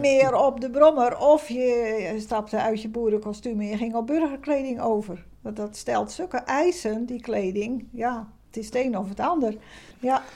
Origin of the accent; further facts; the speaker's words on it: Krimpen aan den IJssel, South Holland, Netherlands; moved away as an adult; now in Middelburg, Netherlands; ik ben zelf niet geboren in Zeeland, maar in uh, Krimp bij Rotterdam in de buurt. Ik ben op mijn 25ste in Middelburg komen wonen voor mijn werk.